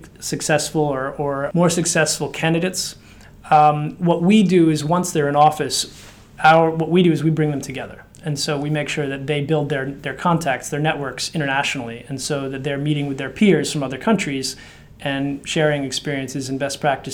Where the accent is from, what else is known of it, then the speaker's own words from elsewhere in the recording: United States; accent: American; also born or lived in Slovakia; you can sense from my accent, it's an American accent. That's where I've lived longest